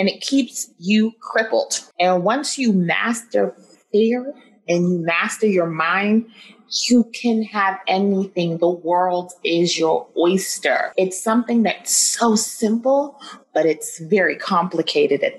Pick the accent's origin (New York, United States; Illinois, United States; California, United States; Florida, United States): New York, United States; New York City; also born or lived in Flushing, Queens; I grew up in New York City, born and bred.